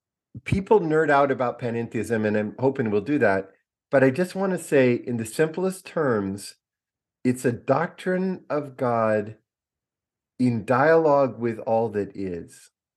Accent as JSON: {"language": "English", "region": "California", "country": "United States", "said": "So I'm a kid from the Redwood Forest and the Pacific Coast."}